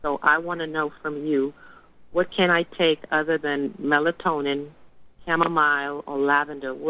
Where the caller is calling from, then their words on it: Tennessee, United States; I'm {S7} … from Tennessee, the one that did the discovery se- session with you two weeks ago.